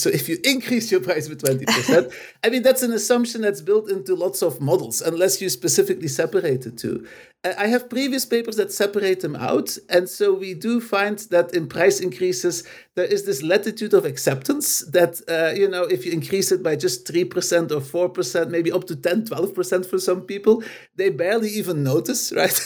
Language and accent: English; Belgium; moved away as an adult; also born or lived in Los Angeles, United States; I'm basically originally from Belgium